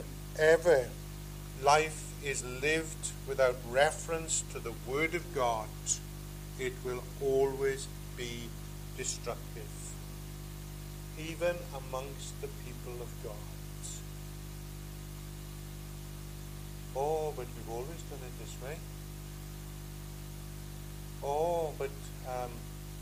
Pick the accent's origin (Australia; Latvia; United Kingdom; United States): United Kingdom; Pembrokeshire, Wales; I come from Pembrokeshire, and just outside the town of Pembroke